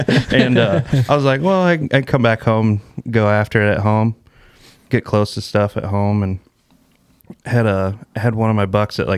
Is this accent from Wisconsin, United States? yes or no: no; Port Byron, Illinois, United States; also born or lived in Geneseo, Illinois; I'm from Geneseo, Illinois. Grew up in Port Byron.